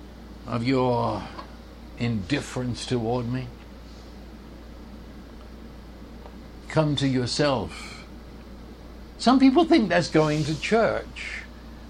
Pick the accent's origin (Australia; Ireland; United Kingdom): United Kingdom; St Albans, East of England; moved away; I was born in North London in England, a place called St. Albans